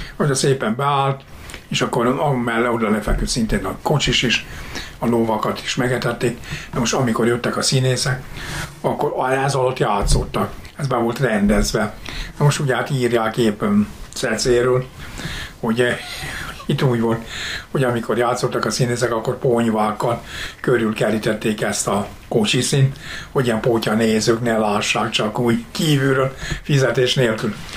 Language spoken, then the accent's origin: Hungarian; Zámoly, Fejér, Hungary; én Zámolyon születtem